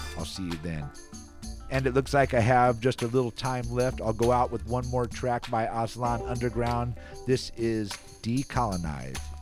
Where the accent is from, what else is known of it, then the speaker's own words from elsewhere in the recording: Antioch, California, United States; Antioch, my hometown